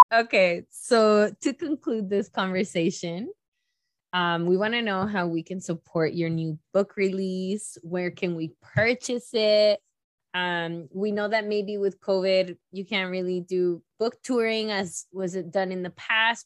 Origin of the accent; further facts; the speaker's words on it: Mexico; moved away; I was born in in Mexico and it took me many years to be able to go back